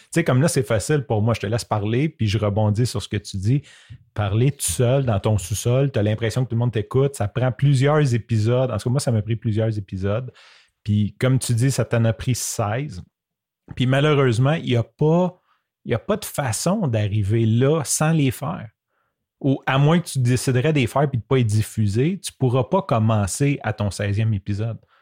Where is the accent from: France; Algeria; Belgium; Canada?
Canada; Quebec; accent: québécois; mon accent québécois